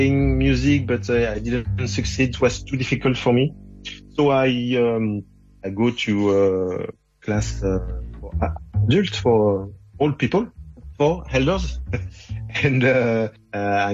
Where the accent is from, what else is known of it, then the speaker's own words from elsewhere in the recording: Angers, Pays de la Loire, France; English is a second language; I was born in Angers. Angers, it's a small town in the west of France.